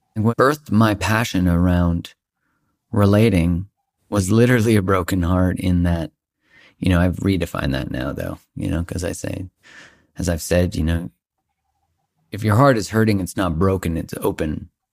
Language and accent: English; Canada; I'm Canadian